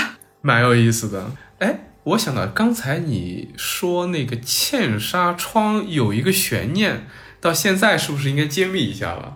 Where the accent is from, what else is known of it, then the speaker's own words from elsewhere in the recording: China; 我们中国人